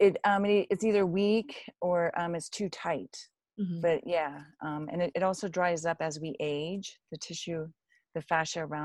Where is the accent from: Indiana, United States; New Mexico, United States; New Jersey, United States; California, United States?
California, United States; Tahoe City; moved away as an adult; also born or lived in Davis, California / Los Angeles, California; I'm actually from Tahoe City